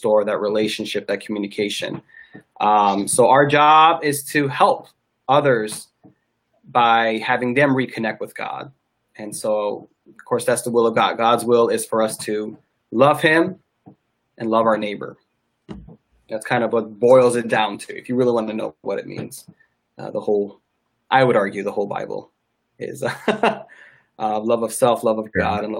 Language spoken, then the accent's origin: English; Michigan, United States; I'm from Michigan